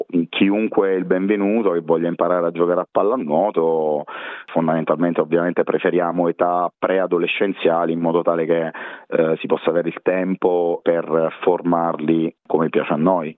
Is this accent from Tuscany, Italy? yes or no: no; Teramo, Abruzzo, Italy; moved away as an adult; now in Perth, Australia; io sono di Teramo, splendida cittadina abruzzese